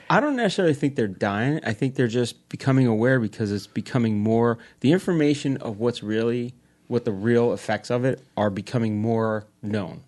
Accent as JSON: {"language": "English", "region": "New York", "country": "United States", "tie": "born or raised there", "moved": "yes", "lives_now": "New Jersey, United States", "said": "I grew up in New York"}